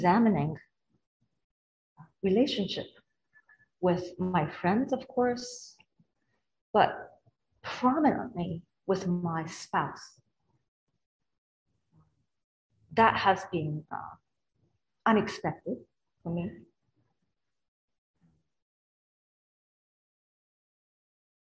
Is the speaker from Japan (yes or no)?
yes; Japan; moved away; I come from Japan